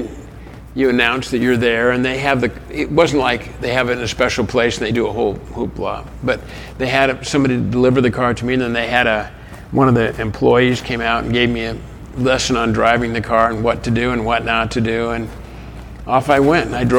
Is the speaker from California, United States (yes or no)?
yes; Los Angeles, California, United States; I grew up in Hollywood